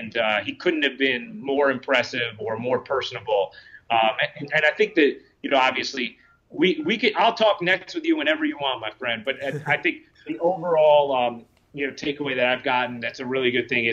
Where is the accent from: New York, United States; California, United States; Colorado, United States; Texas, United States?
New York, United States; being a New Yorker too, I think like New York fans, Brooklyn fans are going to really relate to him